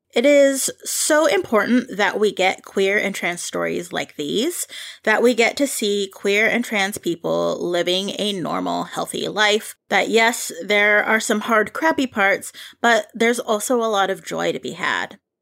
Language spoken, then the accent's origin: English; Philippines; as a Filipino myself